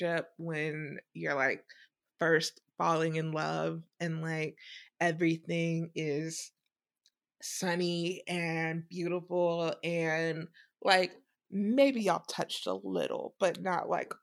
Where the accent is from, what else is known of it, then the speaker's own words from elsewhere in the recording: the South, United States; I am from the South